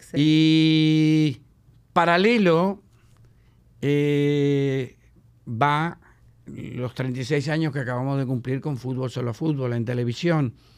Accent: Patagonia, Argentina; moved away as an adult; now in Dominican Republic; soy patagónico, ¿no? que nací en la Argentina.

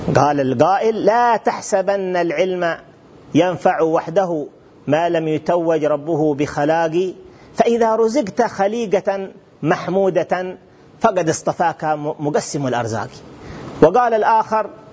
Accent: Hadramawt, Yemen; في بلدنا حضرموت اليمن الحبيب

